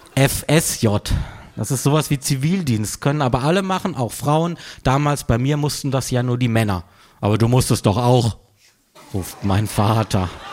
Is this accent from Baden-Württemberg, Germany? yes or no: yes; Freiburg, Baden-Württemberg, Germany; moved away; aus meiner Heimatstadt Freiburg